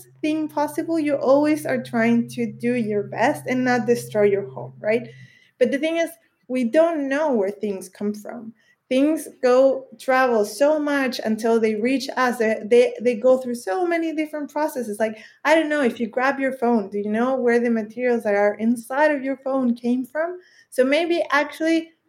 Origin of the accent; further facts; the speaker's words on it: Chile; in Chile, my home country